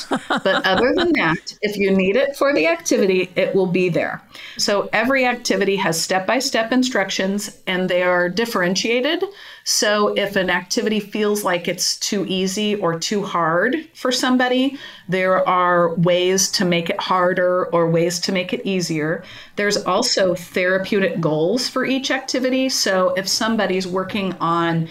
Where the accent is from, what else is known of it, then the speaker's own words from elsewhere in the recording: Kansas City, United States; I'm from Kansas City, grew up around here